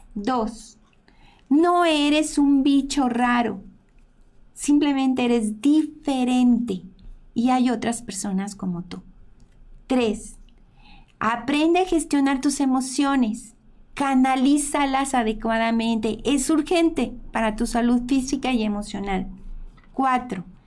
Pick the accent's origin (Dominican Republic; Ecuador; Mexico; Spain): Mexico; somos mexicanos